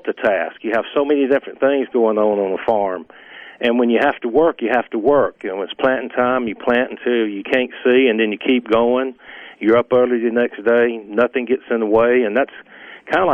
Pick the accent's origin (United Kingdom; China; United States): United States; Brooksville, Mississippi; I grew up just south of Columbus in Starkville, about 30 miles, and I'm a town of 700, and I grew up 7 miles outside town